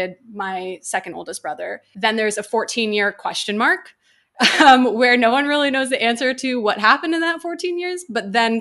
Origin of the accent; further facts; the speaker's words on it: New York City, New York, United States; first language English; moved away as an adult; now in Los Angeles, United States; I grew up in Midtown Manhattan